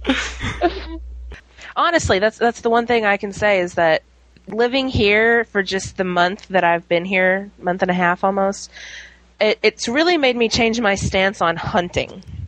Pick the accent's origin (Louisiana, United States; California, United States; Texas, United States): Louisiana, United States; New Orleans; moved away; also born or lived in Little Rock, Arkansas / Fayetteville; I'm originally from New Orleans, which had a population of like 2.4 million, and then I moved to um, Little Rock